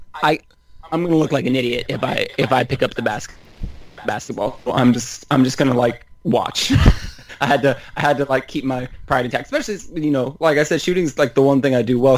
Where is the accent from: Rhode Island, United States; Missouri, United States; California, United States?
California, United States; Northern; I grew up in Northern California